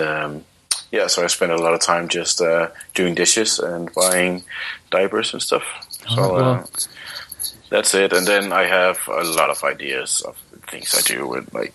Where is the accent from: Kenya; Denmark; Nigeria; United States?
Denmark; Copenhagen, Capital Region of Denmark; I'm from Copenhagen, Denmark